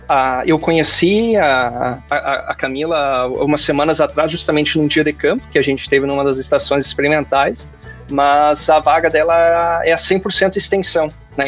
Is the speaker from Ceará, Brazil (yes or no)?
no; Paraíso do Sul, Rio Grande do Sul, Brazil; moved away as an adult; also born or lived in Agudo, Rio Grande do Sul / Santa Maria, Rio Grande do Sul; now in Arkansas, United States; eu sou nascido em Agudo, né? Mas na verdade, os meus pais tinham uma pequena propriedade em Paraíso do Sul